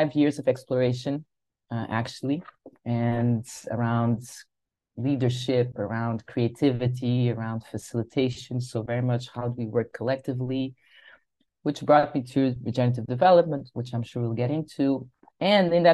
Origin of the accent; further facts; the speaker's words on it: Lisbon, Portugal; I am from Lisbon. That's where I am right now.